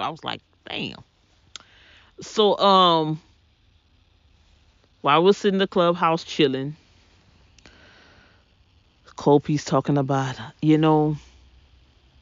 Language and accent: English; the South, United States; moved away; I'm from the South